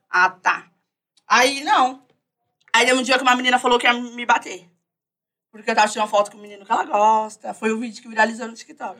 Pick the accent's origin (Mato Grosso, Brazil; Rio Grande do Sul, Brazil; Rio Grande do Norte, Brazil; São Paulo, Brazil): São Paulo, Brazil; Eu sou da Zona Norte, Vista Alegre, Lisa Maria. É porque eu fico bem no meio